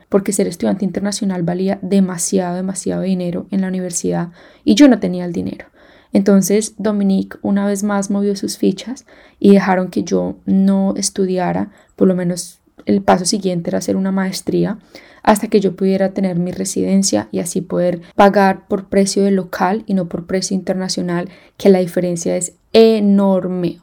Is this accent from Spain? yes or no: no; Colombia; moved away as an adult; also born or lived in Kenya / Hong Kong; now in Australia; Colombia, hablé de cómo me vine, por qué me vine y les decía que yo hablaba spanglish